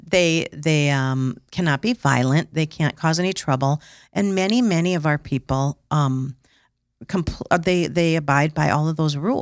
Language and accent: English; Sioux Falls, South Dakota, United States; I am from Sioux Falls.